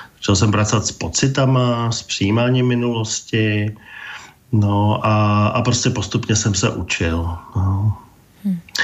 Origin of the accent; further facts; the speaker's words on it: Prague, Czechia; Já jsem vyrůstal v Praze